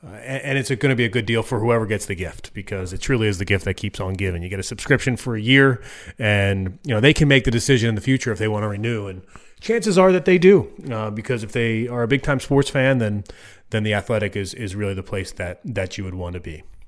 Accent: Eastern Time Zone, United States; I grew up in the Eastern time zone my entire life.

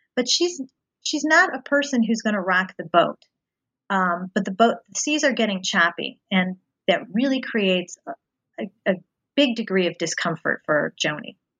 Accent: outside of Cincinnati, Ohio, United States; moved away; I grew up um, outside of Cincinnati, Ohio

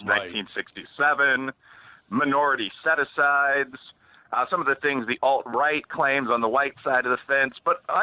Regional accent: Chicago, Illinois, United States; moved away; I'm from the south side of Chicago. I'm from Bridgeport, which is a black and Irish American neighborhood.

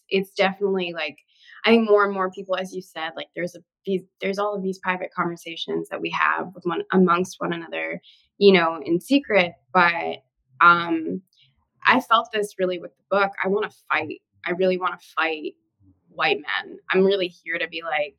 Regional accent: Australia; moved away; I grew up in Australia

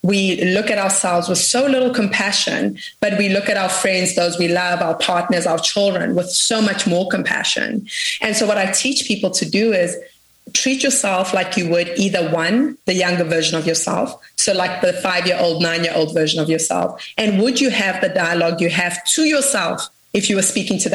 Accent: South Africa; I come from South Africa.

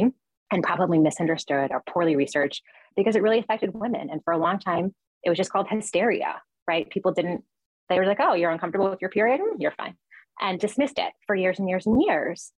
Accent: New York, United States; I'm a New Yorker and I always leave New York and come back

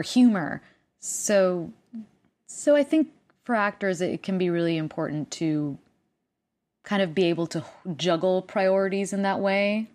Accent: Puerto Rico; first language Spanish; English is a second language; moved away; I speak two languages 'cause I'm from Puerto Rico and Spanish is my first language

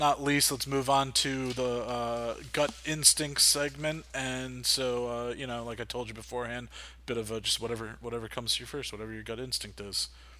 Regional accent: New Jersey, United States; I'm from Jersey. So, I mean, I think North Jersey, because I'm not Central South Jersey.

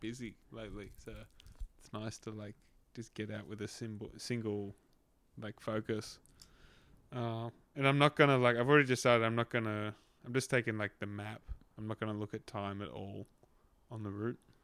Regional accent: Australia; growing up in Australia

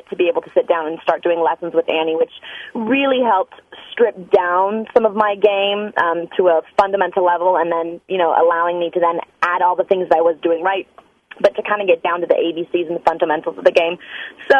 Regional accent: Los Angeles, California, United States; I was born and raised in the Los Angeles area

